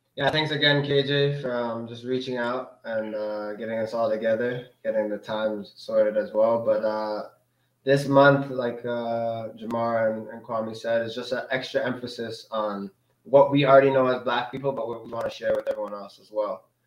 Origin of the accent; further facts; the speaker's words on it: Canada; also born or lived in Denmark; like I'm black mm. from Canada